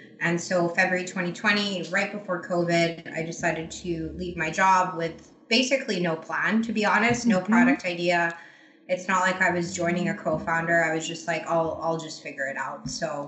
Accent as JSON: {"language": "English", "country": "Croatia", "also_born_or_lived": "Asia", "lives_now": "Canada", "said": "So I live in Canada, but I'm not Canadian. I'm Croatian originally. I grew up in Asia, actually, strangely enough."}